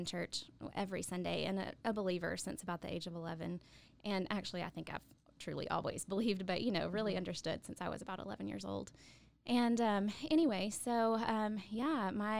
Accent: Coleman, Texas, United States; moved away as an adult; also born or lived in Stephenville, Texas; now in Waco, United States; I grew up in Coleman and then graduated from high school and went to Tarleton

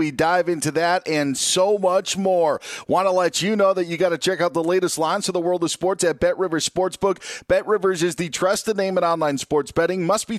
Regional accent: Midwest, United States; I grew up in Big Ten country.

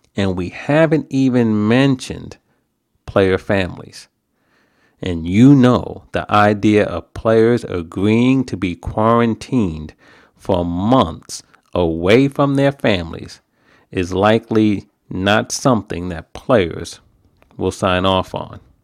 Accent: New York, United States; now in New Jersey, United States; I'm a New Yorker.

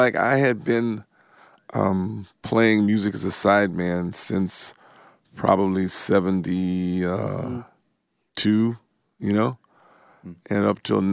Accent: Compton, California, United States; now in Nashville, United States; The Compton I grew up in was pretty normal

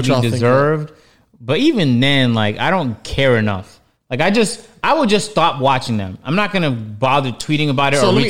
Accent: Toronto, Ontario, Canada; the slight racism I experienced growing up in Toronto.

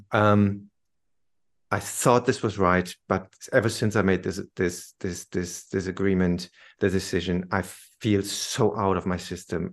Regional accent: Germany; moved away as an adult; also born or lived in London; I came back to Germany

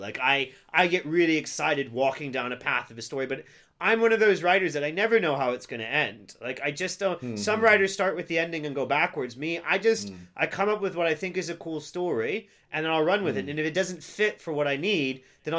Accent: United States; I'm American

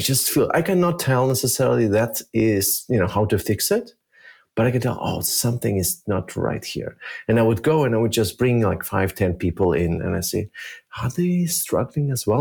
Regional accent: Germany; also born or lived in Minsk, Belarus; I actually grew up in Germany

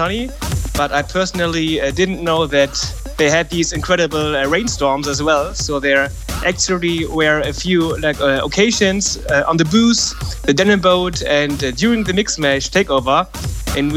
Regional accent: near Parookaville, North Rhine-Westphalia, Germany; Perucaville is very close to my hometown

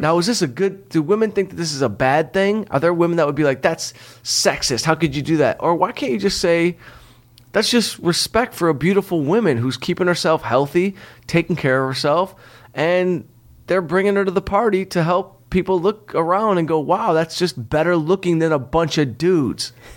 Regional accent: Detroit, Michigan, United States; I'm from Detroit

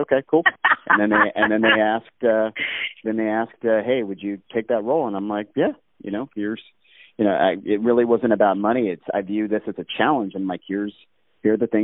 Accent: Alaska, United States; moved away; also born or lived in Hawaii / Reno, Nevada; I've growing up in Alaska, where I did.

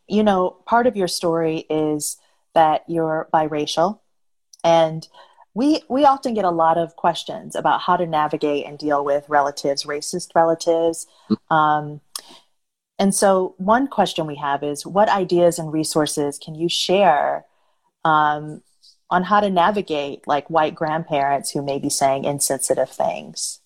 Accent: Detroit, Michigan, United States; now in Los Angeles, United States; my hometown, Detroit

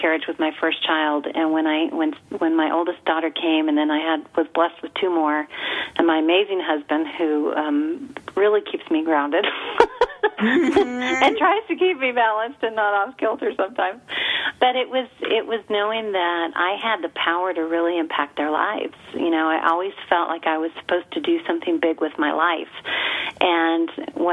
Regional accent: El Paso, Texas, United States; We're from El Paso.

